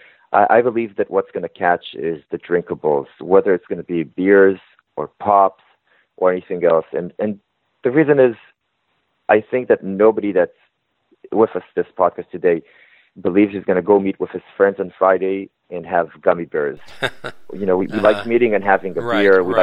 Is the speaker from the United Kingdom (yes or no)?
no; Israel; moved away as an adult; now in Toronto, Canada; I'm originally from Israel. And before I came to Canada, you know, I moved here to get my MBA